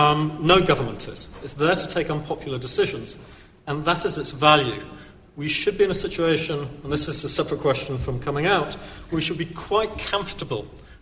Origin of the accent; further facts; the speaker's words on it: United Kingdom; I'm still comfortable with being British.